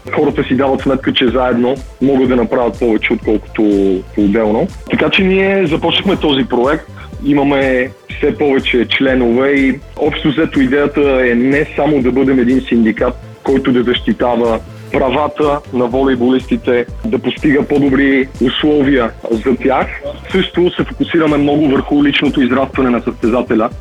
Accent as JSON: {"language": "Bulgarian", "town": "Madrid", "region": "Community of Madrid", "country": "Spain", "tie": "born or raised there", "also_born_or_lived": "Sofia, Bulgaria", "said": "роден съм в София, 85-та година. С родителите ми се премествам в Мадрид, като аз съм на 8 годинки."}